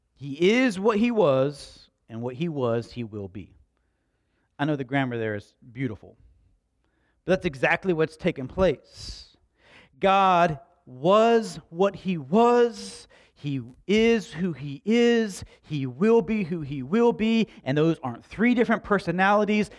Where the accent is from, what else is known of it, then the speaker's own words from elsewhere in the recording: Slapout, United States; I grew up in Slap Out